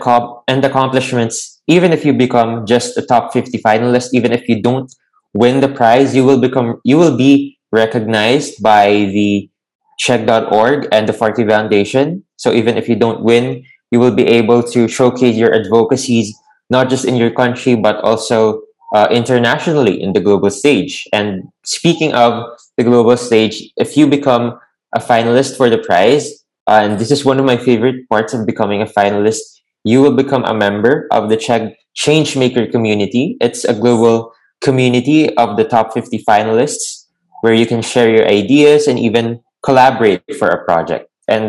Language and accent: English; Lucena, Calabarzon, Philippines; Oh, I'm actually from Quezon Province.